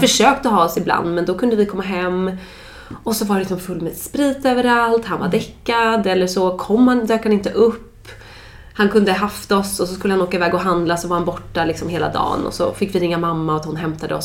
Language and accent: Swedish; Dalarö, Stockholm County, Sweden; now in Stockholm, Sweden; jag är uppvuxen ute på Dalarö